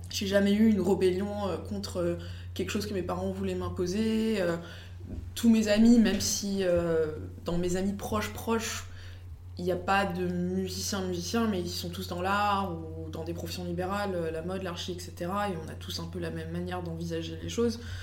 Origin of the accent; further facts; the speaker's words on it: United States; je suis américaine